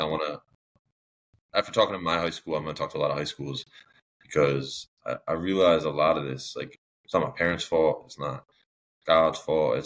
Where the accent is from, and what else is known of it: Connecticut, United States; born or raised there